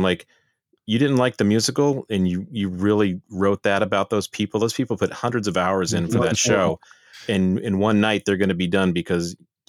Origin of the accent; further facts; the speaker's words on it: Midwest, United States; now in Boston, United States; I grew up in the Midwest